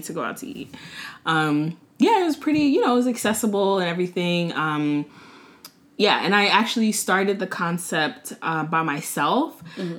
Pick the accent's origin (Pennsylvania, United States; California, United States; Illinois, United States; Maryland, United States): Maryland, United States; Montgomery County; also born or lived in Washington, District of Columbia, United States; now in Prince George's County, United States; I'm from Montgomery County, uh, Maryland. Uh, grew up in the area, lived in DC for a little bit. Now I live in PG